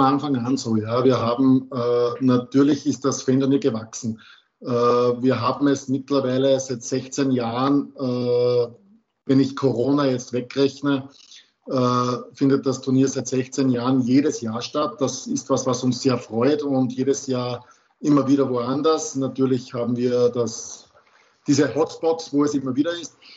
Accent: Austria; bei uns in Österreich

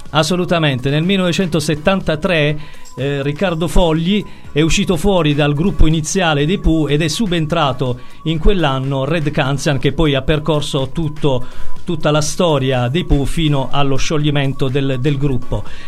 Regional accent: Bari, Apulia, Italy; siamo di Bari

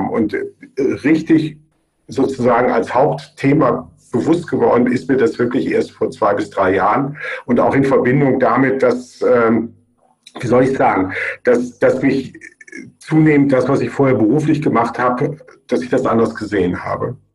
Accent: Germany; now in Graz, Austria; man hört wahrscheinlich an meinem Akzent und man merkt auch an meinem Namen, dass ich kein Österreicher bin, sondern aus Deutschland. Äh, ich unterrichte seit 2004 an der Fachhochschule Joanneum in Graz

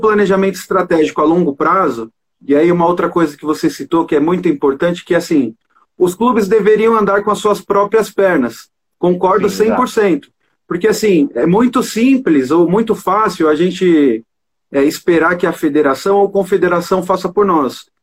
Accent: Brazil; nossa cultura como brasileiro

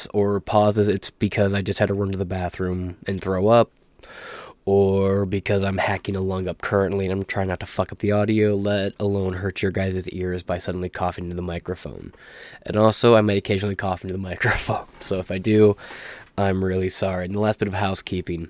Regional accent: Michigan, United States; I'm from Michigan

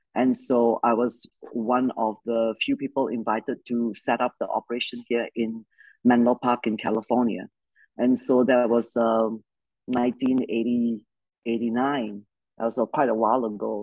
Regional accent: Malaysia; I grew up in Malaysia, uh, good old British Commonwealth country

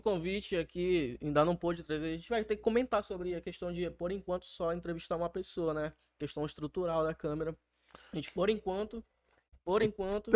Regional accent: Belém, Pará, Brazil; also born or lived in Macapá; a gente é de Belém

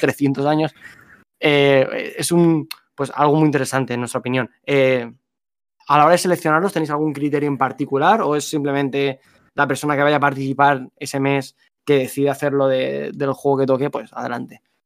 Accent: Alicante, Valencian Community, Spain; Nosotros somos de Alicante los dos.

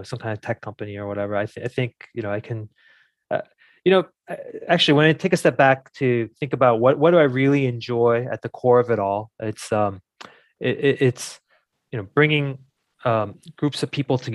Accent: New Jersey, United States; I grew up in New Jersey.

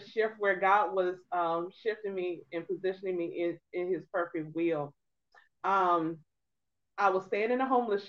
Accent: Norfolk, Virginia, United States; I am originally a Norfolk, Virginia native. I am a 757 girl, born and raised.

